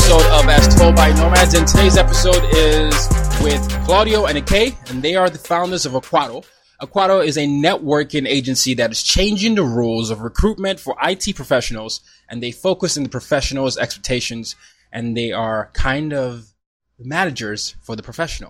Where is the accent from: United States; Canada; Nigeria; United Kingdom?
Nigeria; So I'm Nigerian, and soccer, football was you know, something that I grew up with.